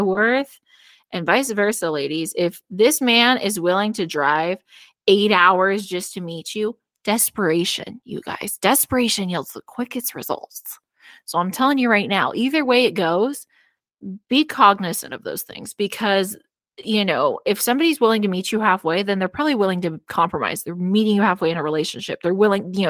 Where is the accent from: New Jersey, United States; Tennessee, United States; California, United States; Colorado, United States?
California, United States; moved away as an adult; now in Arizona, United States; When I moved to Arizona from California